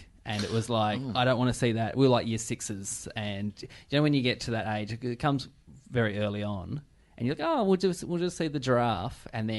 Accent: Burnie, Tasmania, Australia; Burnie, Tasmania.

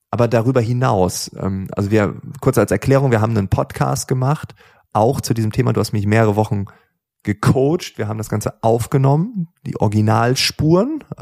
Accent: Lower Saxony, Germany; da wo ich aufgewachsen bin, Ostfriesland, ähm, Freunde, Nachbarschaft. Es gibt auch in Ostfriesland gefühlt keine Reichen.

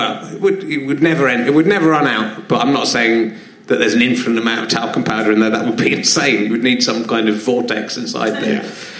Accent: Cheddar, South West England, United Kingdom; I come from Cheddar, home of Cheddar cheese, the most famous cheese in the world.

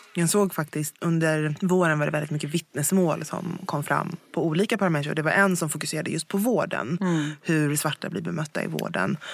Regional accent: Sweden; Jag, jag är född här i Sverige

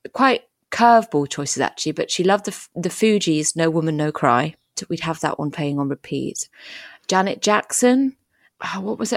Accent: France; So we, we, we grew up in France. I don't remember a huge amount before France because we moved there when I was four

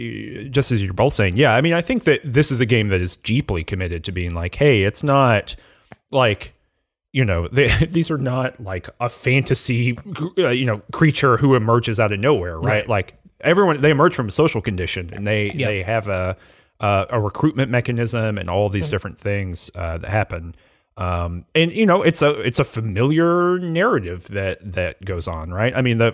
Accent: the South, United States; even where I'm from in the South, it is much more racially diverse than the cast of this game.

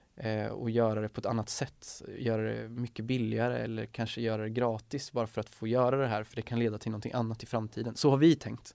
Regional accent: Sweden; som svenskar

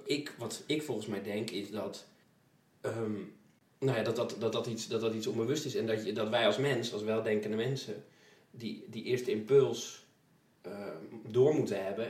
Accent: Twello, Gelderland, Netherlands; ik kom uit Twello

